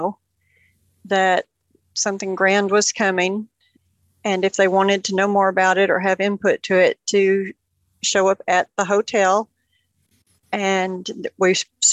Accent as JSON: {"language": "English", "town": "Union City", "region": "Tennessee", "country": "United States", "tie": "born or raised there", "said": "I grew up here in Union City"}